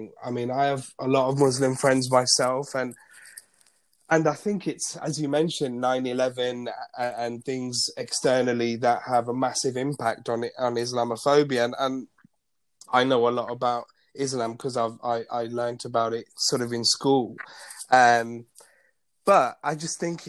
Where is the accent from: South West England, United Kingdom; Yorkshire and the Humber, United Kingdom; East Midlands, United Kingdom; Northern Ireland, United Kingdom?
East Midlands, United Kingdom; Leicester; first language Gujarati; I'm from Leicester. Leicester's really multicultural. So I remember it was mandatory to have RE, or religious studies or religious education, as one of our subjects at secondary school